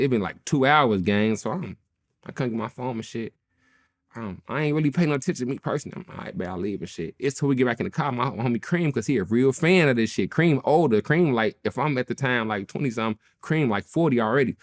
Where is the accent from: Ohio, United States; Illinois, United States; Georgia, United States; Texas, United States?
Illinois, United States; Chicago; I'm from Chicago